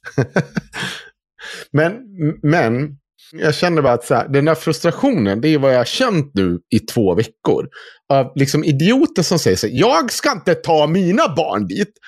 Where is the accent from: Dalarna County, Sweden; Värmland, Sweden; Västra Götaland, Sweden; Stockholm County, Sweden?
Dalarna County, Sweden; accent: Dalarna dialect (dalmål); jag är född i Dalarna